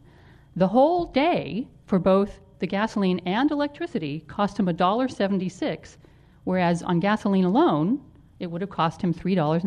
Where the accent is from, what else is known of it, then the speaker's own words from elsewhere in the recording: Los Angeles, California, United States; I grew up in Los Angeles